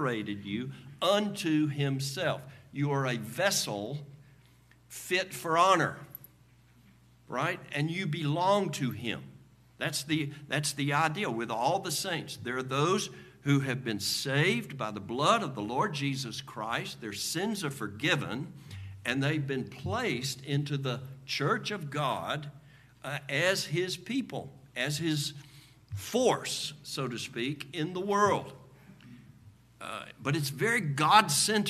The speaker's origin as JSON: {"language": "English", "country": "United States", "said": "as Americans"}